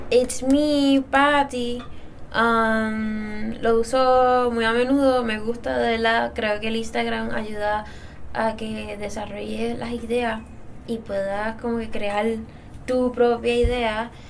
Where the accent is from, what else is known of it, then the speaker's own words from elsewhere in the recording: Dorado, Puerto Rico; Ah, yo soy de Dorado